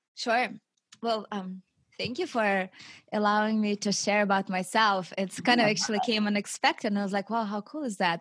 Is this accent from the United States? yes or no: no; Siberia, Russia; moved away; I grew up in Russia, in Siberia, in a big city